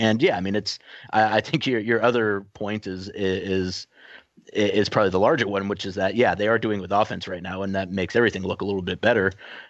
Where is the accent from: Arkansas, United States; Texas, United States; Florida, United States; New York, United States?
New York, United States; this is Portland and, you know, I'm from New York